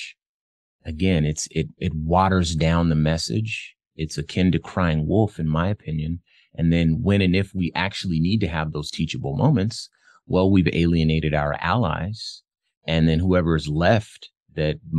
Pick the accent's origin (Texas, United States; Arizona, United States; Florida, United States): Arizona, United States; Phoenix; I'm from Phoenix.